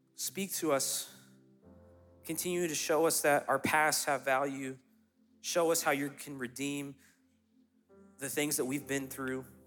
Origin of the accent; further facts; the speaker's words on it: Clemson, South Carolina, United States; also born or lived in Lexington, North Carolina; My parents then moved to, to Clemson, South Carolina when I was two, and that's where I grew up